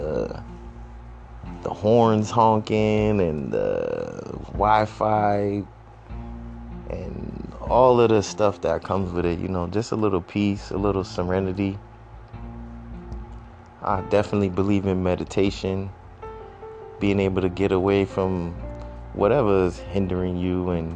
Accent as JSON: {"language": "English", "town": "Boston", "region": "Massachusetts", "country": "United States", "tie": "born or raised there", "lives_now": "Brockton, United States", "said": "Still repping for the Bean, because I grew up there. I grew up in the Mattapan and the Hyde Park and Roxbury."}